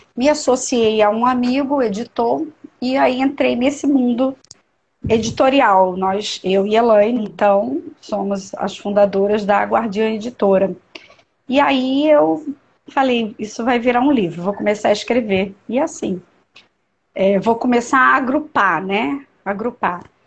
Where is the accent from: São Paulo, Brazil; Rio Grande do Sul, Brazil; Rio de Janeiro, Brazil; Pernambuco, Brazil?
Rio de Janeiro, Brazil; Niterói; now in Brasília, Brazil; eu sou de Niterói, do estado do Rio, mas moro em Brasília há muitos anos.